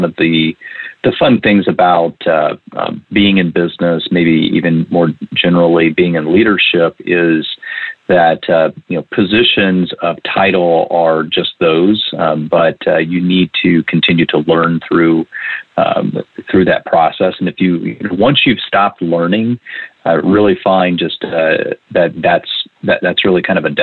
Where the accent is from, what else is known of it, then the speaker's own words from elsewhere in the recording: Indiana, United States; when I was 13 years old, detasseling corn, where you really learn how to work out in the hot summers in Indiana